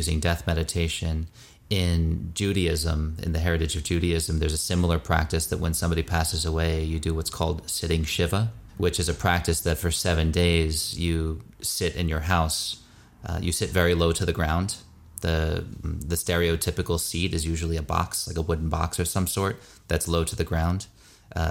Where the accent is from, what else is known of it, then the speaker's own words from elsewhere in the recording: United States; I grew up as an American Jew in the Reconstructionist movement